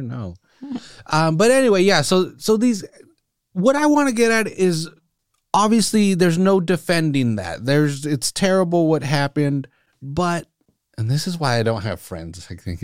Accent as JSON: {"language": "English", "town": "Salinas", "region": "California", "country": "United States", "tie": "born or raised there", "said": "growing up in Salinas"}